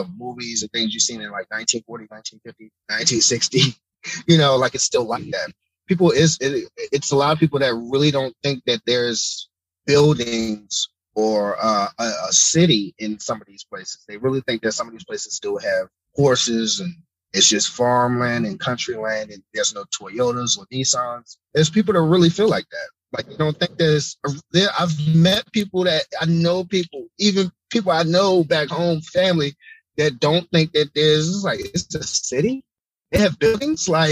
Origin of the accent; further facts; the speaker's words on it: Baltimore, Maryland, United States; my hometown, Baltimore